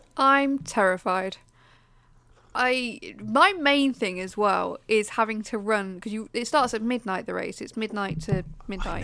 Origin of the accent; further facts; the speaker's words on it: Leicester, East Midlands, United Kingdom; I'm from the Midlands, I'm from Leicester